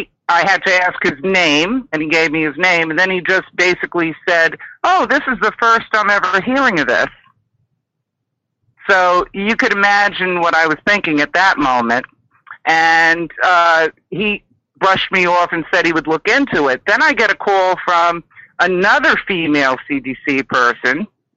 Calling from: Maine, United States; I'm calling you from Maine.

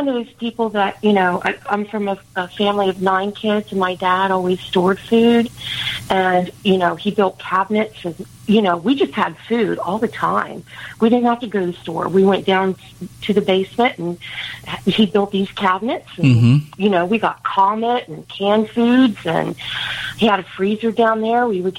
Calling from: Plant City, Florida, United States; Plant City, Florida.

